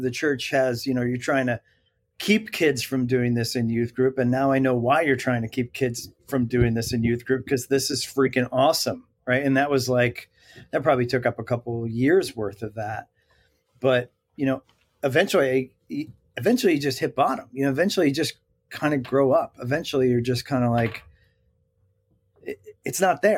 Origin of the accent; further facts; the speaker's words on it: Bergen County, New Jersey, United States; I'm a Bergen County kid of New Jersey. And so I stared at those twin towers like my whole life